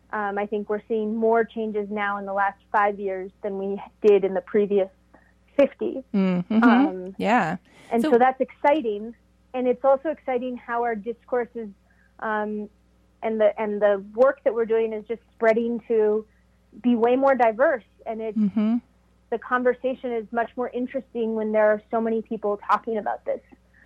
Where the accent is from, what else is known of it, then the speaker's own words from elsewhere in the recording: Mexico; born there; And then when I came to Mexico after I was born in Mexico, so I returned to Mexico.